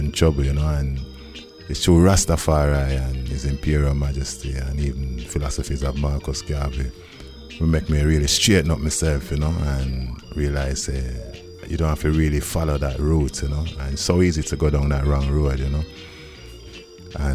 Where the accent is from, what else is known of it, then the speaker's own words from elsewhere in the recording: Wolverhampton, West Midlands, United Kingdom; it's got in the passport, born in Wolverhampton